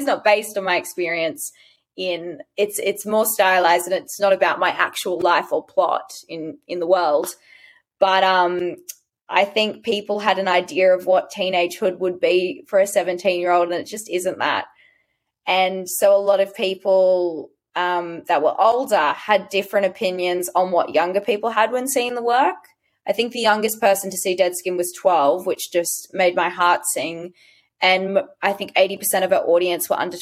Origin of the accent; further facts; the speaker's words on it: Sydney, New South Wales, Australia; I'm from Western Sydney, so I talk as I do.